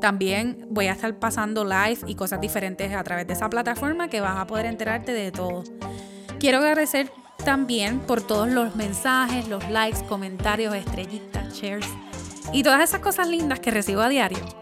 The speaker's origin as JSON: {"language": "Spanish", "country": "Puerto Rico", "moved": "yes", "lives_now": "United States", "said": "Yo soy la boricua fuera de la isla"}